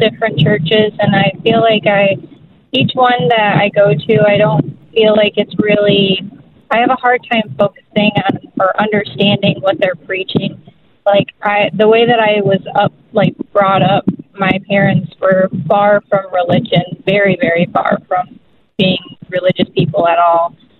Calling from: Cass City, Michigan, United States; I'm from the Cass City area.

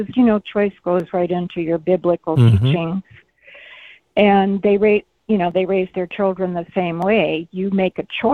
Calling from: Mesa, Arizona, United States; I'm calling from Mesa.

